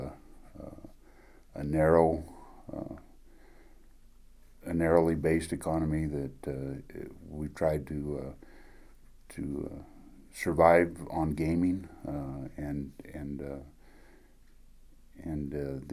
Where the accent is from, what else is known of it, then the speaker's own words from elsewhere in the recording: Elko County, Nevada, United States; also born or lived in Reno, Nevada; I was born in Nevada. I'm native Nevadan, born in Elko County.